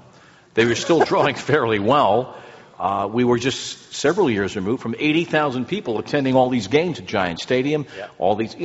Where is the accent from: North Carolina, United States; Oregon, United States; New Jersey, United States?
New Jersey, United States; growing up in Jersey as I did